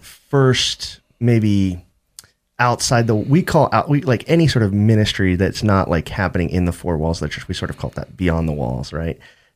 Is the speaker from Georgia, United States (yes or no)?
no; Boston, Massachusetts, United States; I'm from Boston.